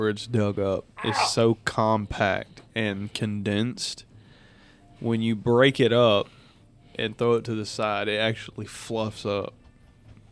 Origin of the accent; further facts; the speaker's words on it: the South, United States; we're from the South